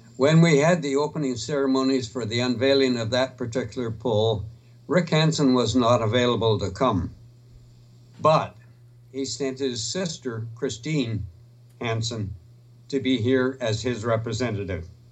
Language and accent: English; Duncan, British Columbia, Canada; I was born and raised in Duncan